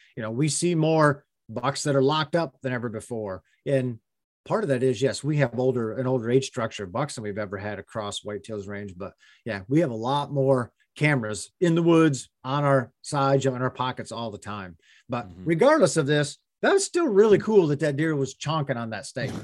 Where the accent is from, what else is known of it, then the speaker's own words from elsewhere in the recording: Pennsylvania, United States; when I was a kid growing up in Pennsylvania